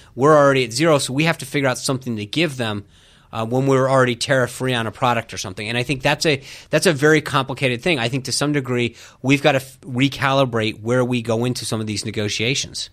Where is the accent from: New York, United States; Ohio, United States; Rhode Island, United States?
Rhode Island, United States; moved away; I grew up in Rhode Island.